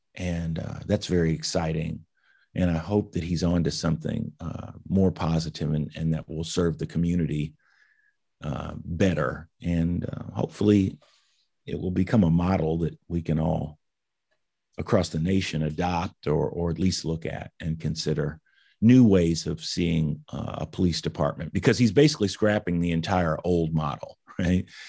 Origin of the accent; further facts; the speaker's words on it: Indianapolis, Indiana, United States; I grew up in Indianapolis, went to the public school system.